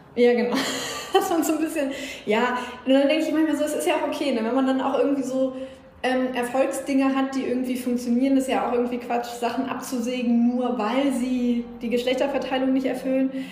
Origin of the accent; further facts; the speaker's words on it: Schleswig-Holstein, Germany; ich komme aus Schleswig-Holstein, ich bin mit NDR 2 groß geworden